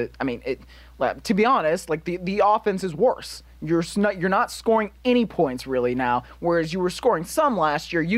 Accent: Cleveland, Ohio, United States; I'm from Cleveland. That's where I'm from

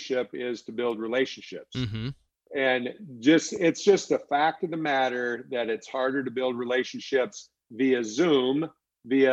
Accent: Alexandria, Minnesota, United States; I'm from Alexandria, Minnesota.

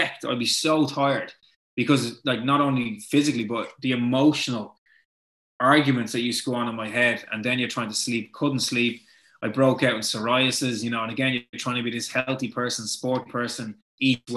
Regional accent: Dublin, Leinster, Ireland; we're both from Ballantyre. We both went to St. Benilda's.

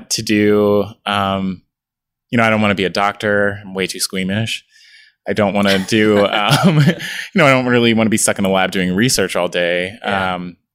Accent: Philadelphia, Pennsylvania, United States; also born or lived in Pittsburgh; I grew up born and raised in Philadelphia, and that was, you know, I've never moved

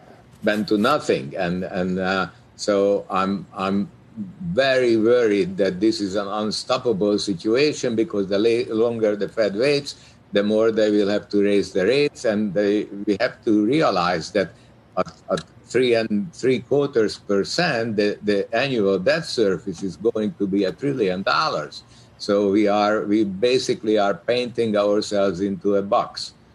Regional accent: Hungary; I look back to my childhood growing up in Hungary where I was playing with billion-dollar banknotes

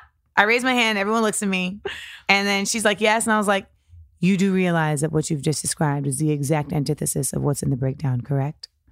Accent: Grenada; I'm from Grenada

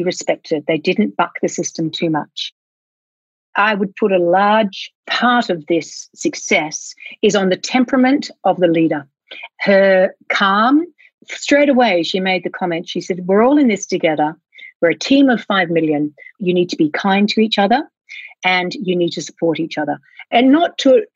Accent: Australia; now in Wellington, New Zealand; I'm originally from Australia.

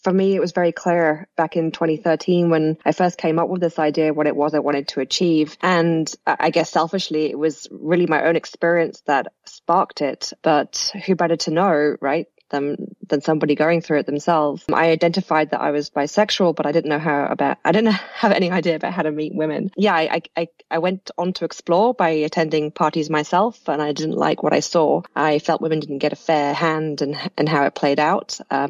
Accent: United Kingdom; moved away as an adult; also born or lived in New York; now in Miami, United States; But I am British. I moved over to the US about 5 years ago now and to be married to my now husband and settled here in Miami.

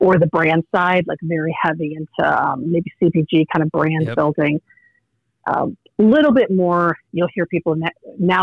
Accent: Indianapolis, Indiana, United States; moved away as an adult; now in Omaha, United States; I grew up in Indiana, actually. So okay. Still Midwest, but Indianapolis, Indiana

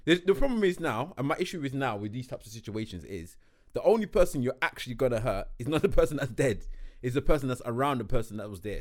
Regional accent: Nigeria; me as a Nigerian

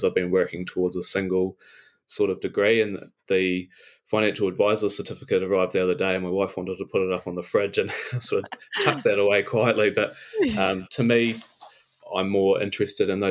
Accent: Invercargill, Southland, New Zealand; moved away as an adult; now in Te Anau, New Zealand; I'm originally from Invercargill

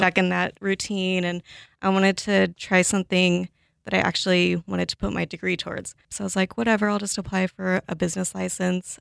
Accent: Los Angeles, California, United States; moved away as an adult; also born or lived in Pullman, Washington; now in Seattle, United States; I grew up in Los Angeles, kind of in a suburb surrounding L A. I lived there, sorry, my whole life until I was eighteen

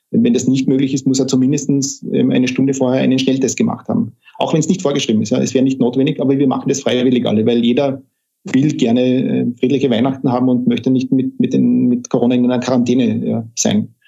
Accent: Carinthia, Austria; ich komme ja aus Kärnten und ich bin gerade dabei, mir wieder einen Rückzug, Rückzugort in Kärnten zu suchen.

